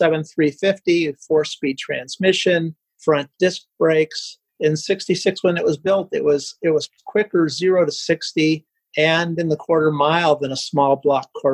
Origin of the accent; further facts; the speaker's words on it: Akron, Ohio, United States; I grew up in Akron